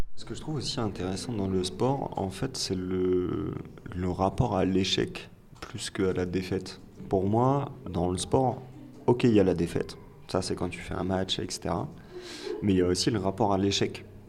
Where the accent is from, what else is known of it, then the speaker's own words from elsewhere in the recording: France; l'éducation nationale nous a forgés en tant que Français on nous a appris à détester l'échec.